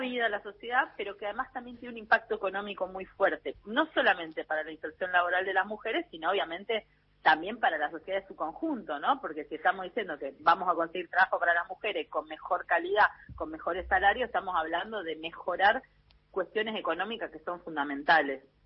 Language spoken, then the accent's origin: Spanish; Misiones, Argentina; moved away; Yo soy originalmente de Misiones, ¿no? Tierra Roja, Barro Ñaú, como le decimos